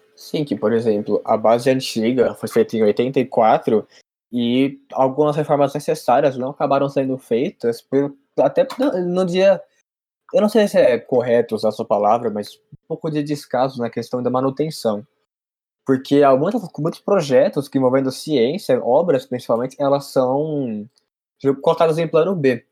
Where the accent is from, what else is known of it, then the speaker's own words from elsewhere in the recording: Guarulhos, São Paulo, Brazil; eu sou de Guarulhos